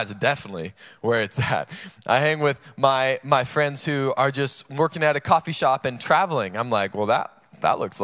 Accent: North Carolina, United States; now in San Marcos, United States; I'm from North Carolina, and I always go home for Christmas every year

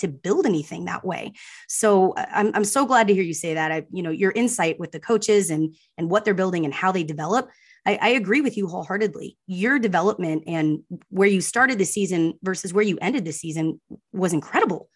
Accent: Austin, Texas, United States; I was born in Austin.

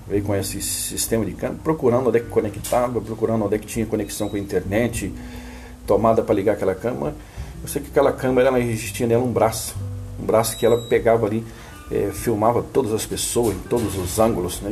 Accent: Resende, Rio de Janeiro, Brazil; num distrito da cidade de, de Resende, no estado do Rio de Janeiro, que chama Vila da Fumaça, né, um lugar é, onde eu nasci

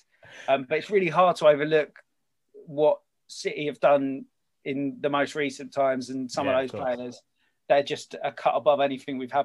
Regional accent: Kent, South East England, United Kingdom; I'm from Kent, born and bred.

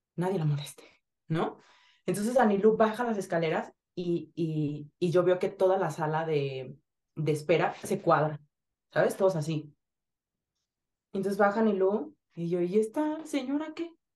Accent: Zihuatanejo, Guerrero, Mexico; yo nací en Cihuatanejo Guerrero

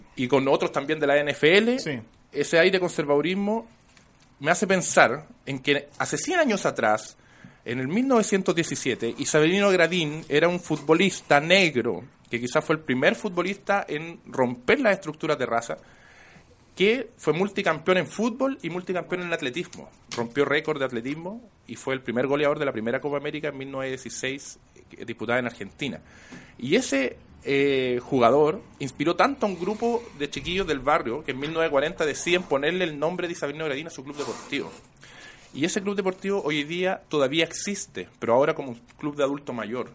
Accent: Santiago, Santiago Metropolitan Region, Chile; yo soy de Quinta Normal también

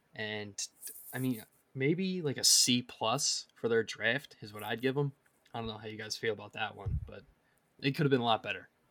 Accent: Philadelphia, Pennsylvania, United States; I grew up in Philly, was raised a Flyers fan

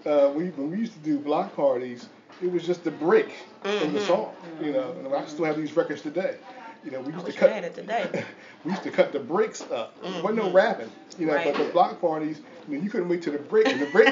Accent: Philadelphia, Pennsylvania, United States; I grew up in Richard Allen Projects.

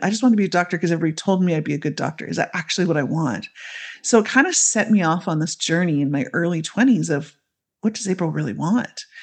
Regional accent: Canada; I grew up in Canada, I still live in Canada, so I'm, I'm the Canadian on the team.

